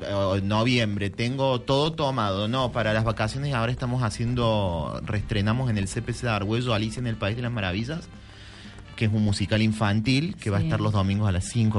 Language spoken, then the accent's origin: Spanish; Córdoba, Argentina; moved away as an adult; also born or lived in Buenos Aires; yo me fui en el 2003 de Córdoba, volví en el 13, 2013